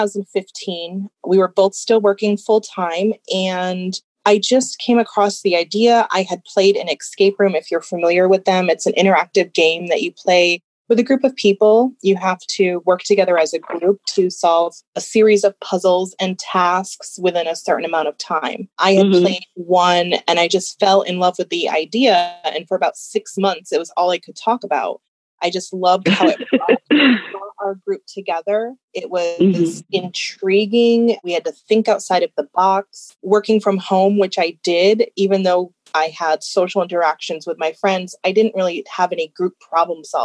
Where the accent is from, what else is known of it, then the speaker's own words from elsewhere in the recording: upstate New York, United States; moved away as an adult; now in Palm Beach County, United States; we're from upstate New York